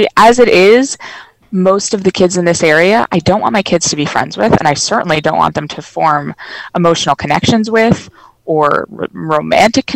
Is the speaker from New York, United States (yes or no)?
yes; Long Island, New York, United States; moved away as an adult; now in Maryland, United States; I'm from Long Island